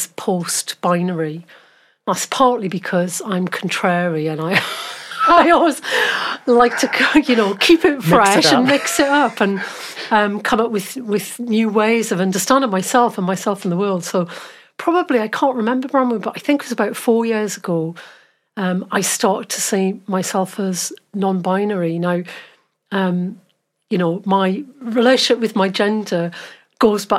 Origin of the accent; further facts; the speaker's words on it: Newcastle upon Tyne, North East England, United Kingdom; accent: Geordie; moved away as an adult; also born or lived in Oxford / Swansea; now in Wales, United Kingdom; I grew up in Newcastle. I'm a Geordie.